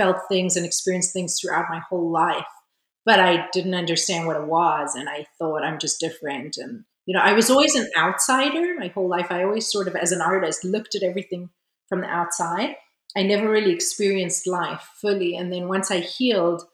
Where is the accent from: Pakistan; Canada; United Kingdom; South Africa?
South Africa; moved away as an adult; also born or lived in Israel / California; now in France; I was born in Israel. I grew up in South Africa during apartheid. Then I moved back to Israel when I was 18 and spent about 9 years there.